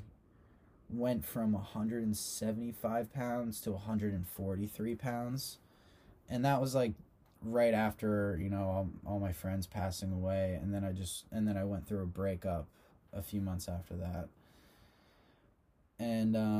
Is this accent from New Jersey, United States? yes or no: yes; Long Beach Island, New Jersey, United States; I grew up on Long Beach Island.